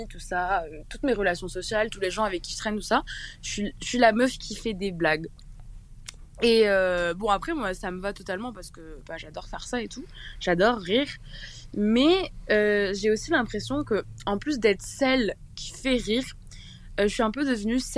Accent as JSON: {"language": "French", "town": "Toulouse", "region": "Occitania", "country": "France", "said": "Coucou, euh … j'ai 18 ans et euh, je viens de Toulouse."}